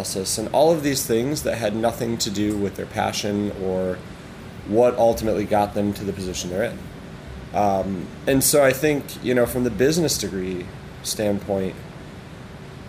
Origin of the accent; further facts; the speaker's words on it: Syracuse, New York, United States; moved away; also born or lived in Wisconsin / Ironwood, Michigan / Marquette, Michigan / Chicago; Grew up in upstate New York